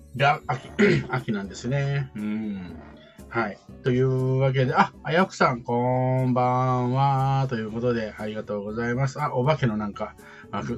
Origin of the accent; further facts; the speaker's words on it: Kansai, Japan; accent: Kansai dialect; moved away; 私も関西人